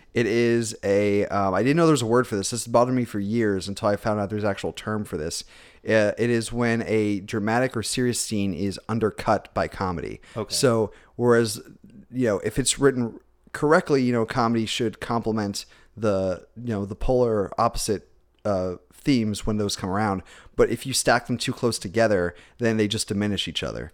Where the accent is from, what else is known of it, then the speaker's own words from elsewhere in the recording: Spartanburg, South Carolina, United States; also born or lived in Orlando, Florida; I was born in Florida, but I, I, spent most of my formative years in South Carolina